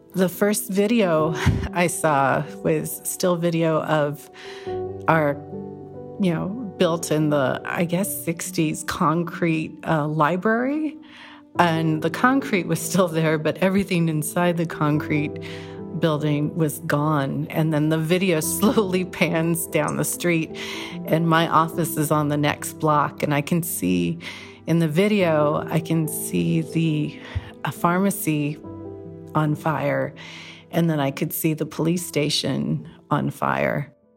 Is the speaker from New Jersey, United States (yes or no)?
no; Whittier, California, United States; now in Greenville, United States; I'm from Whittier, California, that suffered an earthquake in 1987